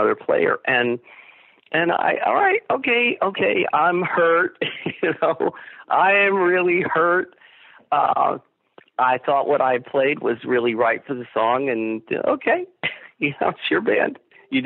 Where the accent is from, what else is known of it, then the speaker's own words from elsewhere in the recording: Bridgeport, Connecticut, United States; a house I grew up in on Garfield Avenue in Bridgeport